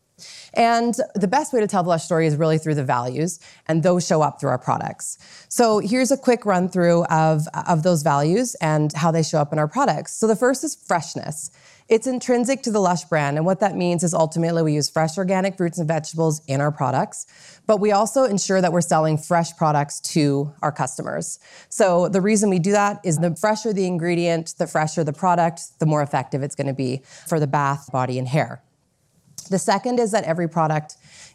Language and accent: English; Vancouver, British Columbia, Canada; also born or lived in New York City; I was asked to relocate back to Vancouver from New York City, which is my hometown